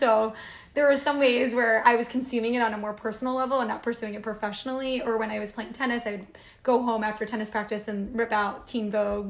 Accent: Cherry Hill, New Jersey, United States; I'm from Cherry Hill, New Jersey. When people meet me, sometimes they say I'm from Philly

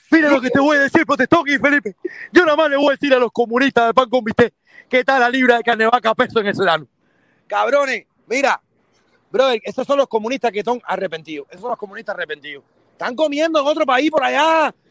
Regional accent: Cuba; porque somos cubanos número uno y hay que respetarse

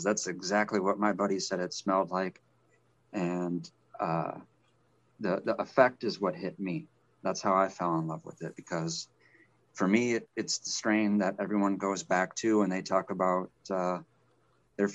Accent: Wisconsin, United States; I'm from Wisconsin. I'm back in Wisconsin now.

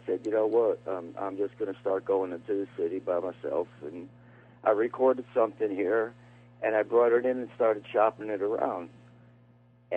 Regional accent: Bridgeport, Connecticut, United States; also born or lived in Shelton, Connecticut; I was born in Bridgeport, and now for the past almost 21 years, I live in Shelton, Connecticut

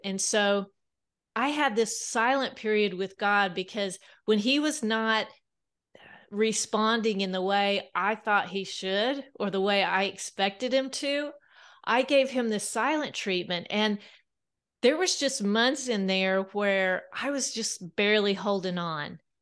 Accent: South Central Kansas, United States; now in Bentonville, United States; I grew up on a wheat farm in South Central Kansas

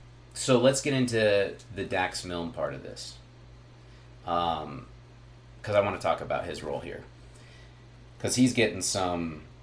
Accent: Draper, Utah, United States; Draper, Utah? Which, by the way, for my listeners, my hometown.

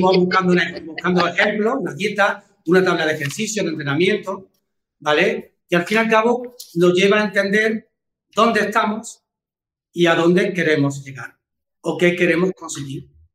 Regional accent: Córdoba, Andalusia, Spain; yo soy de Córdoba

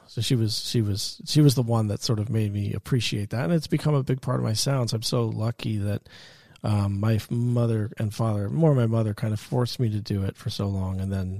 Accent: Bronxville, New York, United States; I grew up in Westchester County, so 15 minutes north of the city in Bronxville, a suburb of the city.

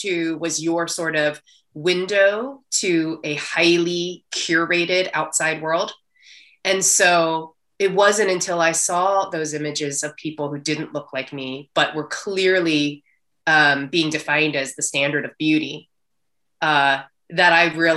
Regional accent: Southeastern Pennsylvania, United States; as a Asian American girl growing up in Southeastern Pennsylvania

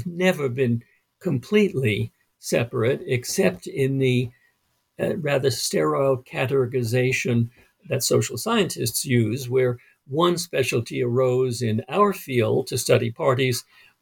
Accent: New York City, New York, United States; I grew up in Brooklyn, which was an Italian-American neighborhood

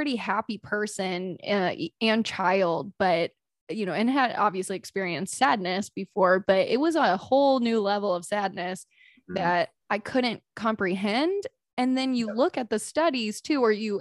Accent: North Carolina, United States; I'm from North Carolina, so I know Asheville well

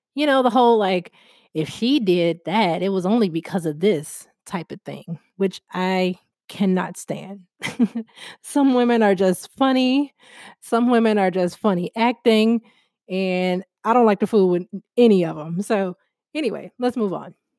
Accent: Chicago, Illinois, United States; I'm from Chicago

